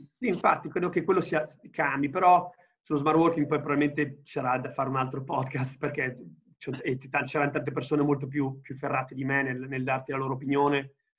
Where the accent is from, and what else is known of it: Italy